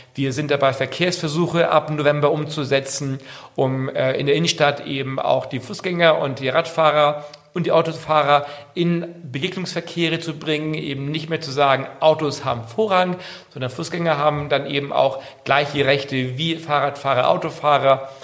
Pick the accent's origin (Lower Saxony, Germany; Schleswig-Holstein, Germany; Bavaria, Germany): Schleswig-Holstein, Germany; Sylt; also born or lived in near Kiel; ich bin gebürtiger Sylter, bin hier auf der Insel auch groß geworden